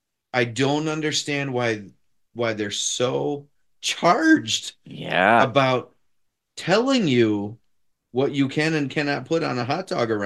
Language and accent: English; Detroit, Michigan, United States; now in Chicago, United States; Okay, so I'm a transplant. I'm not from here. I'm from Detroit.